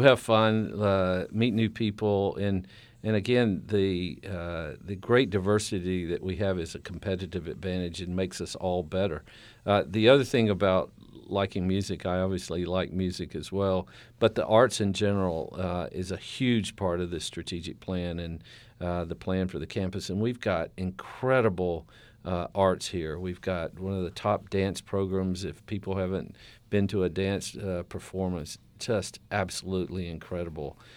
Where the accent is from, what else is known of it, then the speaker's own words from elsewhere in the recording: the South, United States; moved away; growing up in the South